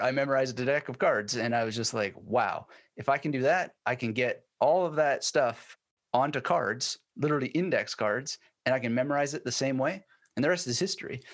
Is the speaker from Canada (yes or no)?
yes; Canada; moved away as an adult; also born or lived in Germany; now in Brisbane, Australia; being Canadian